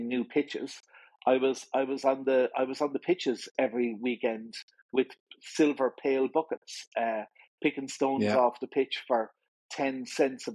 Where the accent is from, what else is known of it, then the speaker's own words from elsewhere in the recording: Limerick, Munster, Ireland; also born or lived in Dublin; We moved to Limerick when I was young. The whole family moved down